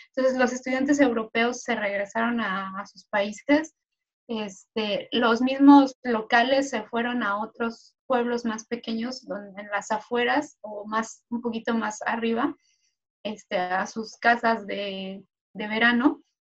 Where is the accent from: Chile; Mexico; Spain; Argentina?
Mexico; now in Sweden; como mexicana viviendo aquí